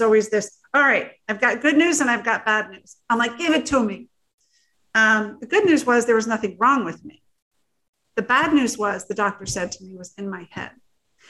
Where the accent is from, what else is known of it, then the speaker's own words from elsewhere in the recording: New Jersey, United States; also born or lived in Florida; I was very fortunate to be adopted into a family out of New Jersey, a very large Italian family